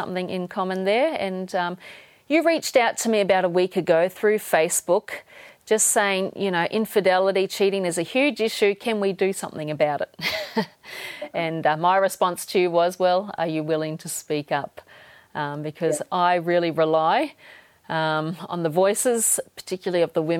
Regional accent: Toowoomba, Queensland, Australia; now in Fiji; I'm actually coming to you from my hometown in Toowoomba, Australia

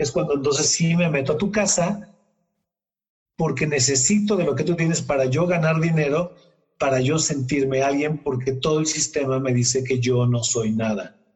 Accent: Mexico; todos somos mexicanos al final del día

